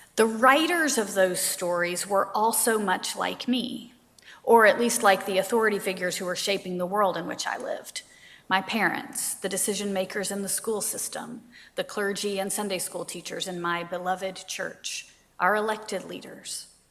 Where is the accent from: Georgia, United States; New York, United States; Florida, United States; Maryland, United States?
Georgia, United States; Savannah; I grew up in Savannah, Georgia.